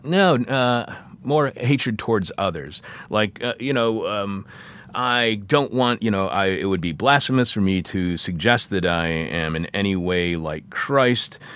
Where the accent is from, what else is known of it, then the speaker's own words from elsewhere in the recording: Michigan, United States; I'm from Michigan too